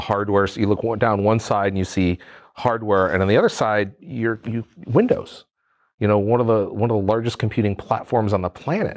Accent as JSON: {"language": "English", "region": "New England", "country": "United States", "said": "I'm from New England"}